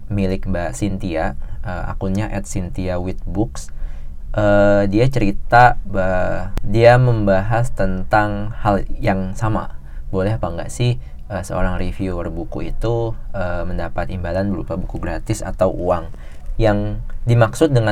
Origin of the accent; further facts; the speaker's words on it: Java, Indonesia; apalagi orang Jawa gitu gue sendiri orang Jawa dan kayak rada pantang sih